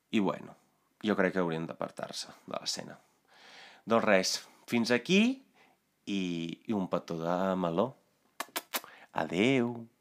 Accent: Italy; Catalan is a second language; now in Spain; jo vinc d'Itàlia

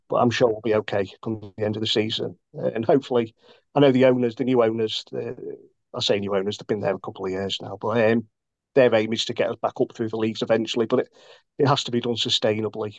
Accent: Grimsby, Yorkshire and the Humber, United Kingdom; spent my whole life within or around the town

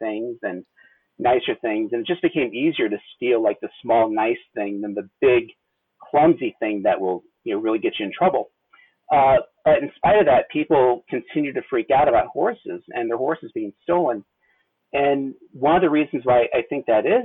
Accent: Missouri, United States; I grew up in Missouri

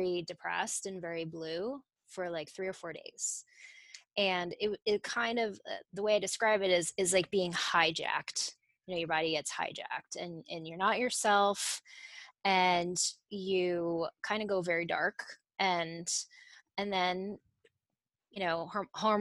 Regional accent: Italy; moved away; also born or lived in Connecticut; I grew up in Italy

